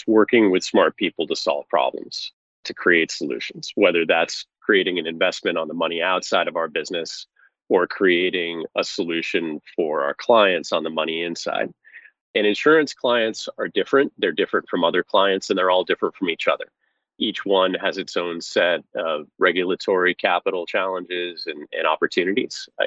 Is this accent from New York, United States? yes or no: yes; Oneida, New York, United States; moved away; I grew up in a small city in central New York called Oneida